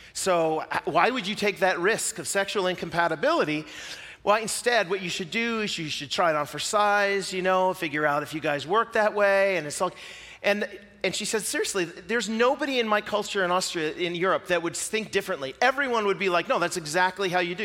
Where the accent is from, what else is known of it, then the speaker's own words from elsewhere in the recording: Pacific Northwest, United States; I'm from the Pacific Northwest, and I live that way because, you know, I'm from the United States and not New Zealand.